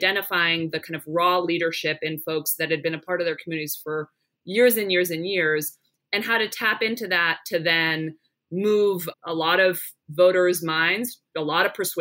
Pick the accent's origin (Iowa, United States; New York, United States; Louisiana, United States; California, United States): California, United States; Palo Alto; moved away as an adult; also born or lived in Philadelphia; grew up in Northern California, in Palo Alto, so just outside of San Francisco